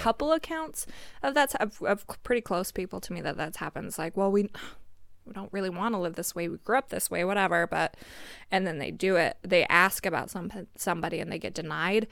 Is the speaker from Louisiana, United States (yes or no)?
no; Pinesdale, Montana, United States; moved away; growing up in Pines, I mean, every one of my classmates was a cousin